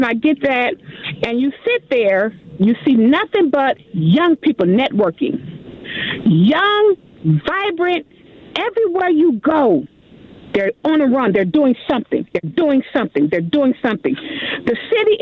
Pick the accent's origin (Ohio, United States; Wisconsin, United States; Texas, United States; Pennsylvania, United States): Wisconsin, United States; Milwaukee; also born or lived in Minneapolis–Saint Paul, Minnesota